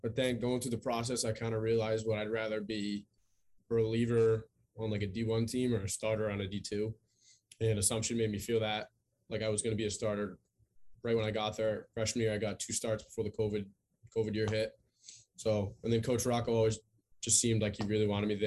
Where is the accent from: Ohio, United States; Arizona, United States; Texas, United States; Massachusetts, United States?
Massachusetts, United States; Chelmsford; I'm from Chelmsford, Mass.